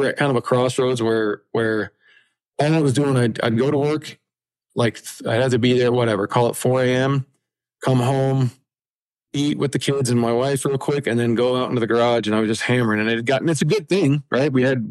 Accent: Colorado, United States; we're from Colorado.

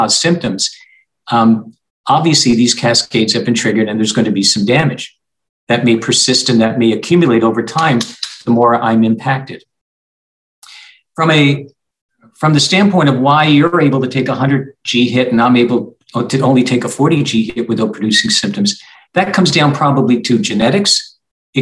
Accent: Canada; now in Arizona, United States; I'm from Canada and I played hockey up to the junior ranks

